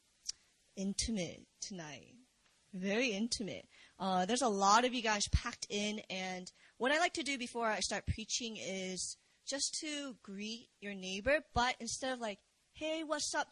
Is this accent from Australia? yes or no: no; Virginia, United States; moved away as an adult; also born or lived in Busan, South Korea; now in South Korea; I was born in Korea, and I moved to America when I was 5. So I'm from Virginia, and VA